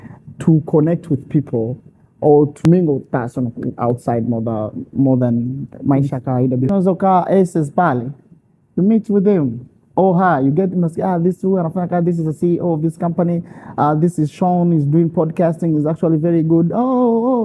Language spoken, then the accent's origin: English; Arusha, Tanzania; I'm from Arusha